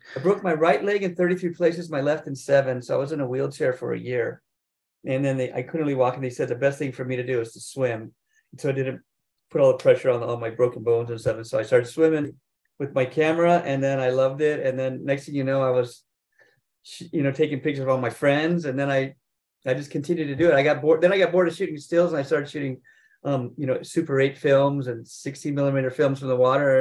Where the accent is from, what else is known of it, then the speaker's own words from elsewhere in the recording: North Shore, Hawaii, United States; I grew up here in Hawaii on the North Shore